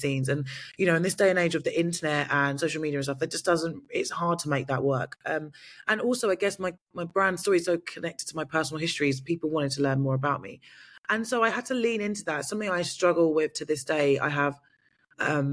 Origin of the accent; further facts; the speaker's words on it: United Kingdom; I'm British